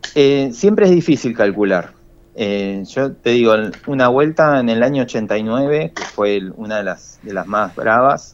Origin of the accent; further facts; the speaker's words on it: Argentina; todos unidos como argentinos